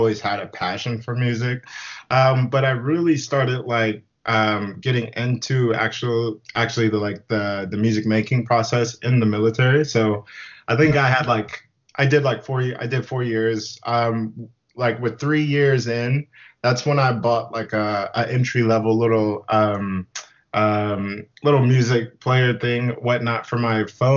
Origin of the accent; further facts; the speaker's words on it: Whidbey Island, Washington, United States; also born or lived in Memphis, Tennessee; now in Seattle, United States; we had grandparents that lived in Whidbey Island of Washington, which is like a small island. So moved down there when I was 9, went to high school on the island